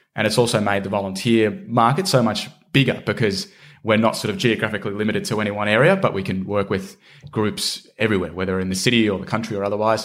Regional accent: Shepparton, Victoria, Australia; Shepparton in country Victoria, which is my hometown.

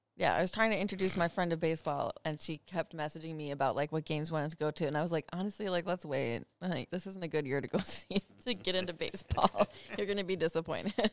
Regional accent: Minnesota, United States; I'm from Minnesota

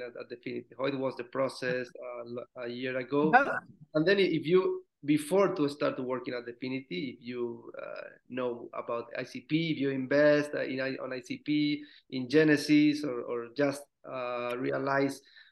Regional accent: Spain; you're from Spain, same as me.

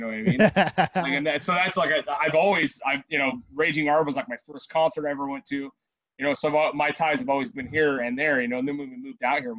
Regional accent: Trona and Rosamond, California, United States; also born or lived in Lancaster, California; I grew up out in, like, Trona and Rosemond

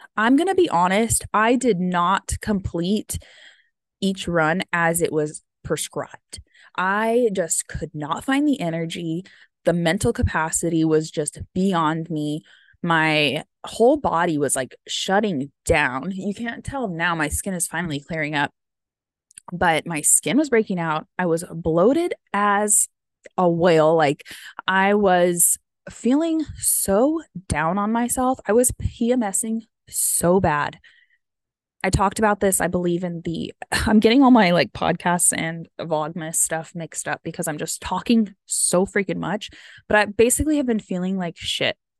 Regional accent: United States; I am American

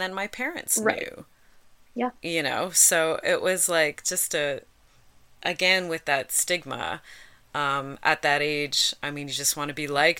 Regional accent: Dundas, Ontario, Canada; I grew up in Dundas, Ontario, which is kind of near Hamilton

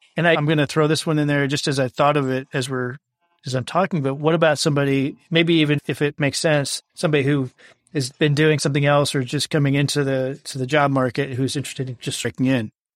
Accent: Midwest, United States; now in Texas, United States; I live in Texas now. I'm originally from the Midwest

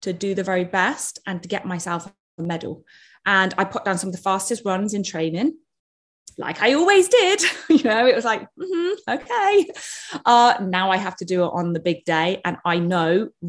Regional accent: United Kingdom; I'm British

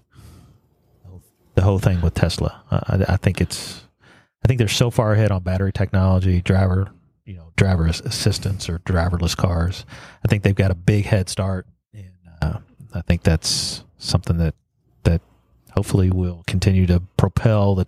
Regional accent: Louisville, Kentucky, United States; moved away; my hometown tonight. A lot of stuff going on in Louisville

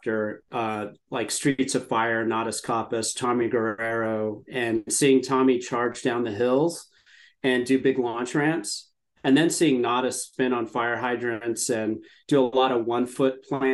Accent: San Antonio, Texas, United States; I grew up in San Antonio, Texas

